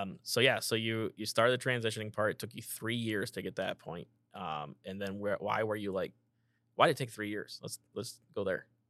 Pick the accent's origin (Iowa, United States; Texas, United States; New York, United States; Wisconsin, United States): Iowa, United States; I'm from Iowa